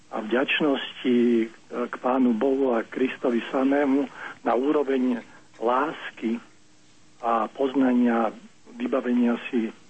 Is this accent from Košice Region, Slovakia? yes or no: no; Nitra, Nitra Region, Slovakia; now in Prague, Czechia; ja volám z Prahy, som ináč Nitran.